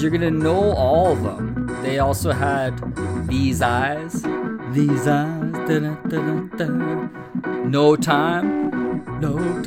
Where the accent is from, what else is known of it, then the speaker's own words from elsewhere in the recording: Winnipeg, Manitoba, Canada; my hometown, Winnipeg